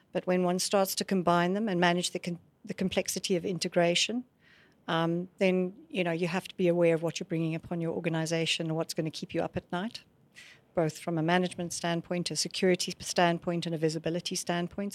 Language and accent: English; Scotland, United Kingdom; moved away as an adult; also born or lived in South Africa; I grew up in Scotland